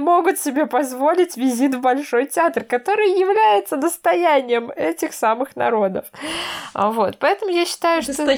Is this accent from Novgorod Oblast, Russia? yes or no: yes; Veliky Novgorod, Novgorod Oblast, Russia; Новгород, я из Новгорода